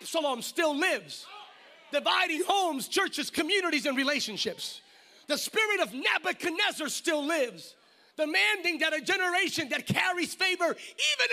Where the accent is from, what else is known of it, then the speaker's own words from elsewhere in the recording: Bethlehem, Pennsylvania, United States; moved away as an adult; now in California, United States; I'm originally from Pennsylvania, went to Penn State, graduated from Lehigh University.